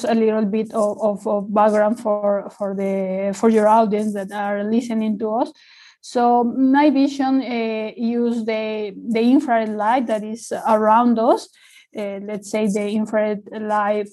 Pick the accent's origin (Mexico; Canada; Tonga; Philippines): Mexico; moved away as an adult; now in Australia; I'm from Mexico. I did most of my studies there. I came to Australia to study the PhD